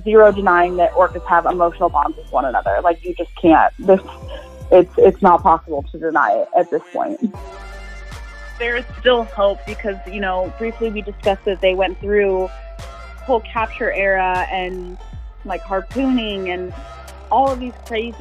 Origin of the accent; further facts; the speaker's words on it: Ohio, United States; growing up in Ohio